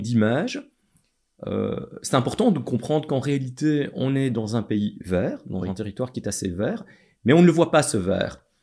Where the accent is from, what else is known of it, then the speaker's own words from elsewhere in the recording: Châtelet, Wallonia, Belgium; je viens de Châtelet